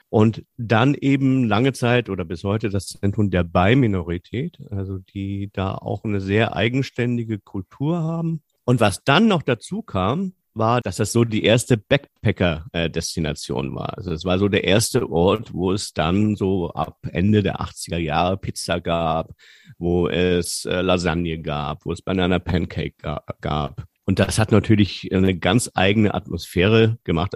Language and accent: German; Germany; als Europäer oder als Deutscher